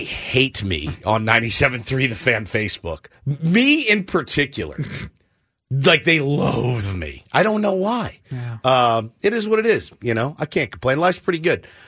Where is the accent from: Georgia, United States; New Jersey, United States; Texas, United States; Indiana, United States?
Texas, United States; now in San Diego, United States; I'm from Texas